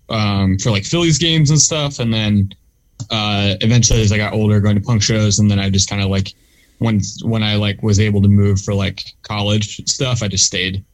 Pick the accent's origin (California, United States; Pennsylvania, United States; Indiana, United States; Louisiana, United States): Pennsylvania, United States; Delaware County; also born or lived in West Philadelphia; I grew up in um in Delaware County, which is like the the next county over